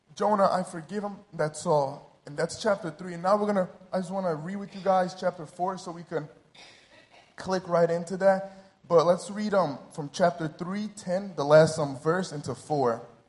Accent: New Jersey, United States; moved away as an adult; now in Rio de Janeiro, Brazil; I was born and raised in New Jersey.

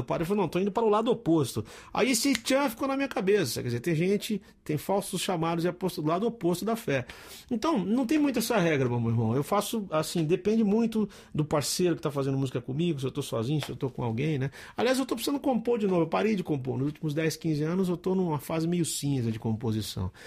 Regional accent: Campinas, São Paulo, Brazil; eu sou de Campinas, não sou de Minas Gerais.

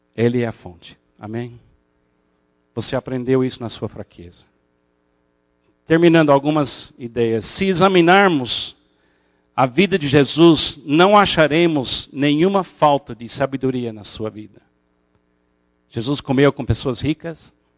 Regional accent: United States; moved away; como bom americano escocês

